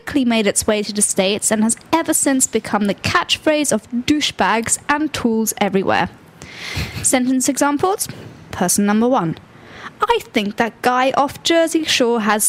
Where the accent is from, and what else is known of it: United Kingdom; accent: British